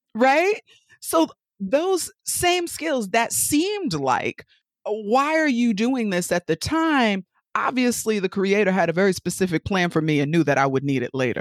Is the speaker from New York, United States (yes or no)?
yes; New York, United States; accent: New York; moved away as an adult; also born or lived in Connecticut; Just in case you haven't caught the accent by now, I'm from New York, born and raised